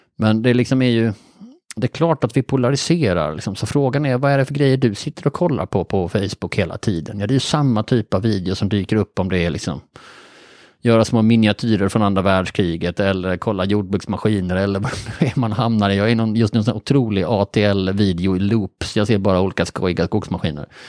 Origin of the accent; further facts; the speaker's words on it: Bjäre Peninsula, Skåne, Sweden; jag är då uppvuxen på Bjärhalvön